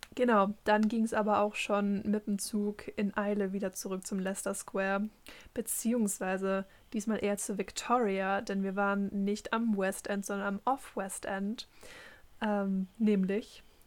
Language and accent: German; Germany; first language German; haben dann halt auf Deutsch geredet, wie das halt so unsere Muttersprache ist